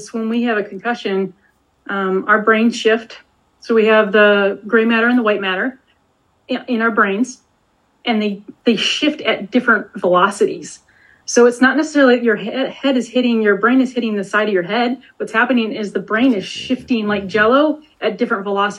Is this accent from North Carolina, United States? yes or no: no; Detroit, Michigan, United States; I grew up in Metro Detroit